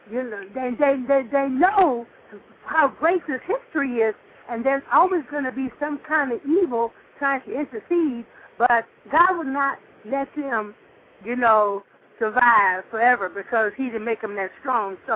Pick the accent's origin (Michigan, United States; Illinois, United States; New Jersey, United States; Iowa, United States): Illinois, United States; Chicago; now in Miami, United States; I still live. I still was born and raised in Chicago. That will always be my roots